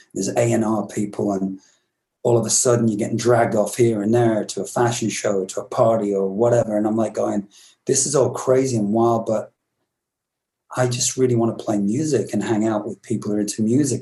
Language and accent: English; England, United Kingdom; moved away; also born or lived in Glasgow, Scotland; I'm English